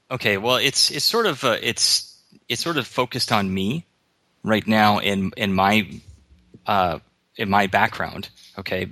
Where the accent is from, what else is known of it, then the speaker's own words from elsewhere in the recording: Minnesota, United States; moved away as an adult; now in Hawaii, United States; I was raised in Minnesota.